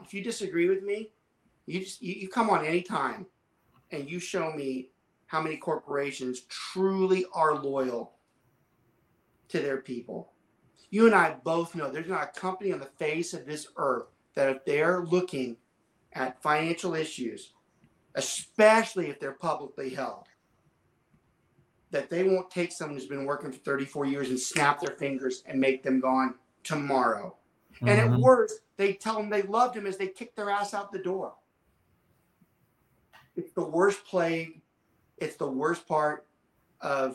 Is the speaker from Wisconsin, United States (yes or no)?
no; Southern Louisiana, United States; I'm from Southern Louisiana